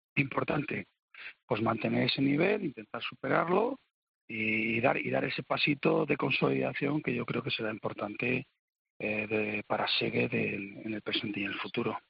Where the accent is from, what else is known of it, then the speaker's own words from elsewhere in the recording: Spain; yo soy español